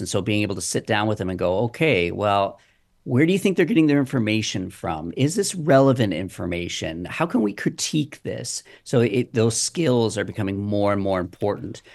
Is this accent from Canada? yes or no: yes; Waterdown, Ontario, Canada; my hometown is watered down